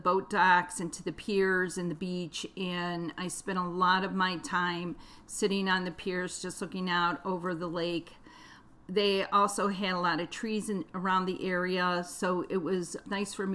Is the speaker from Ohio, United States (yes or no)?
yes; Cleveland, Ohio, United States; I grew up on Lake Erie, and we spent a lot of time at the beach. We also spent a lot of time in nature. When I went to visit my relatives, most of them lived out in the country where we lived in the inner city of Cleveland, Ohio.